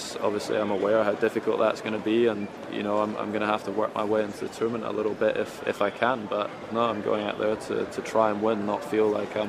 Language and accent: English; United Kingdom; me being a Brit playing here, it's obviously extremely important.